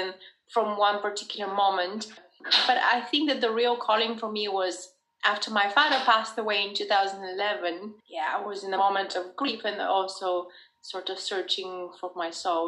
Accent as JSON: {"language": "English", "country": "Bulgaria", "moved": "yes", "lives_now": "United States", "said": "I'm originally from Bulgaria"}